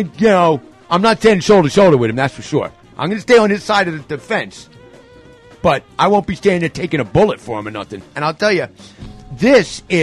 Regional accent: New York, United States; I'm a New Yorker

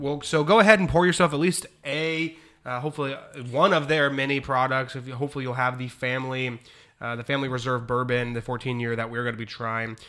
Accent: Ohio, United States; I'm from Ohio

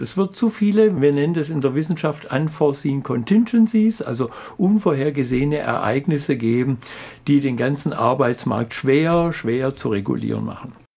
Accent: Swabia, Germany; als Schwabe

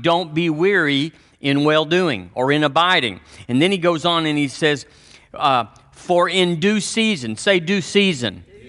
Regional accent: Texas, United States; I'm from Texas

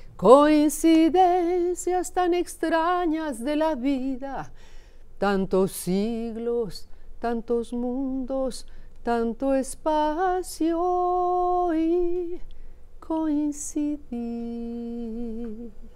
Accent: Zacatecas, Mexico; en mi tierra, allá en Zacatecas

